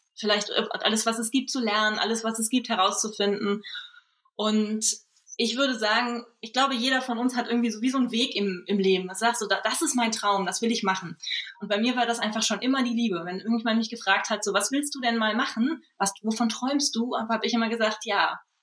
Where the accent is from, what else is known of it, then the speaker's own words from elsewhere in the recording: Germany; moved away as an adult; also born or lived in Düsseldorf; zum Studium nach Düsseldorf gegangen, was gar nicht so weit weg ist von meinem Heimatdorf